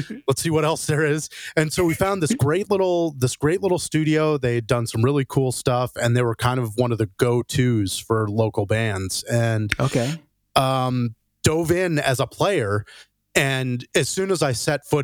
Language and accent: English; Phoenix, Arizona, United States; I grew up in Phoenix, Arizona